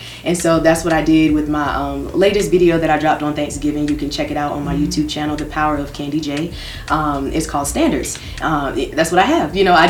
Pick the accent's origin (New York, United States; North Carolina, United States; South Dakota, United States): North Carolina, United States; Raleigh; it was just a lot of things growing up in Raleigh where you know, shout out to East Garner, shout out to Enloe, shout out to A&T